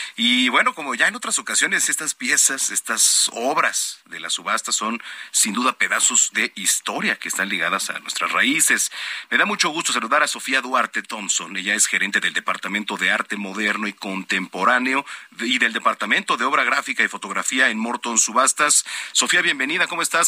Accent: Mexico; como mexicanos

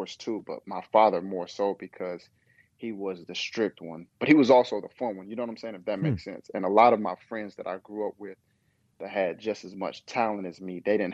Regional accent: Kingsport, Tennessee, United States; moved away as an adult; also born or lived in Nashville, Tennessee; now in Charlotte, United States; I'm from Kingsport, Tennessee

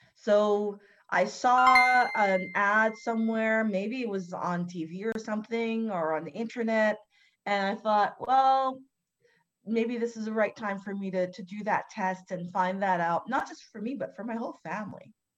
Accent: Canada; I'm born and raised in Canada

